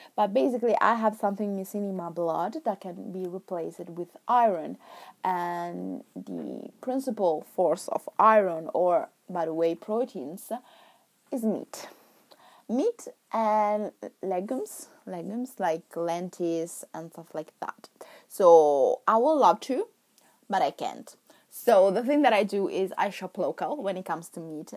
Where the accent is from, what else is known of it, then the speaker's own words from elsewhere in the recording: Milan, Lombardy, Italy; first language Italian; English is a second language; moved away as an adult; now in England; I came from Milan